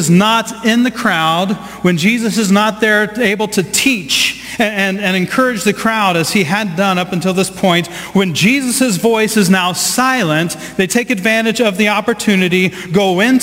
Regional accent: Southeast Ohio, United States; I grew up in the Midwest. I grew up in Southeast Ohio.

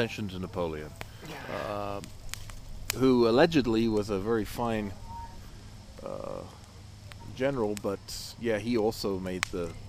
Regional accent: England, United Kingdom; now in United States; We used to have Dukes of Hazzard over in England

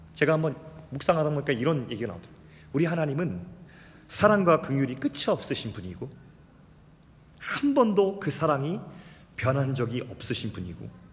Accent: South Korea; 아버지가 시골교회 목사였기 때문에 어린 시절부터 계속 시골에서만 자랐어요

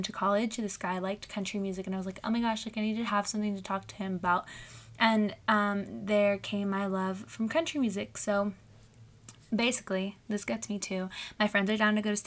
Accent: Southern California, United States; I'm 21. I'm from Southern California

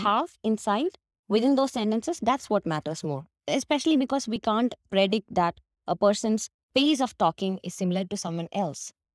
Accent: Kerala, India; accent: Indian; English is a second language; I'm from Kerala, which is a tiny part of God's, you know, God's country, India

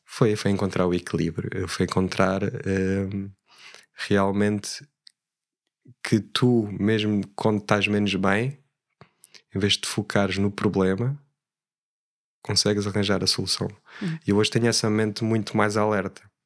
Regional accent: Alentejo, Portugal; also born or lived in Switzerland; gosto de dizer que sou alentejano

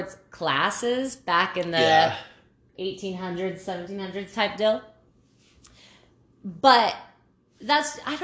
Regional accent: New Mexico, United States; we're from New Mexico.

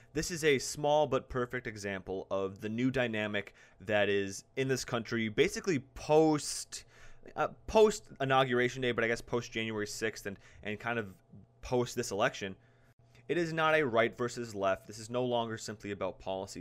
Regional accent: South Dakota, United States; So I'm from South Dakota

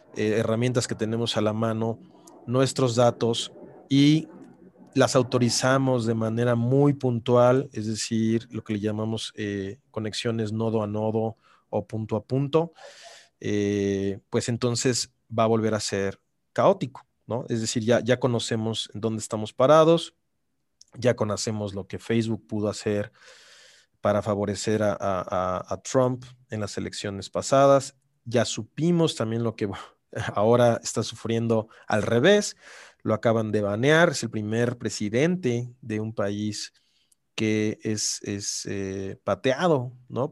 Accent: Mexico; me da mucho orgullo serlo como mexicano

